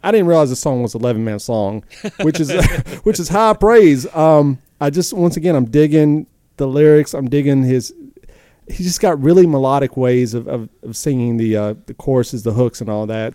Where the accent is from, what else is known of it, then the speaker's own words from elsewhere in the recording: the South, United States; I'm from the South